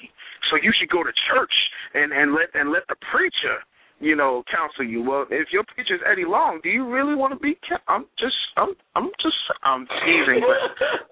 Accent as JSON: {"language": "English", "town": "Philadelphia", "region": "Pennsylvania", "country": "United States", "said": "I'm a Philadelphian"}